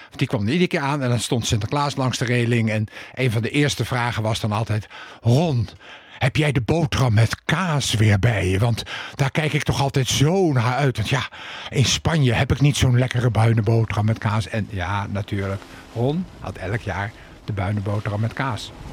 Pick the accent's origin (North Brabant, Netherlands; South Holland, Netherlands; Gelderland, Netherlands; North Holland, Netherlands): South Holland, Netherlands; The Hague; toen ik vijf jaar was en in eh, de Cornelis Jolstraat woonde